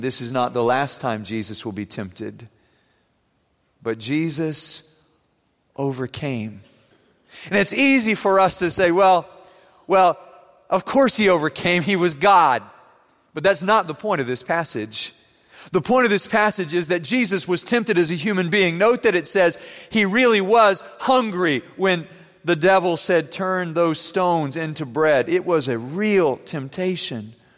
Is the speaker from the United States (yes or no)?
no; Germany; moved away; Growing up in Germany, I used to ride with my classmates down the Rhine River in a boat